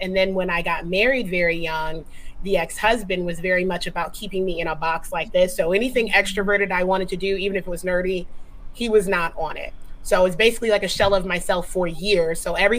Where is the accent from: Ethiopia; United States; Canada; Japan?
Japan; CJ and I grew up together in Japan.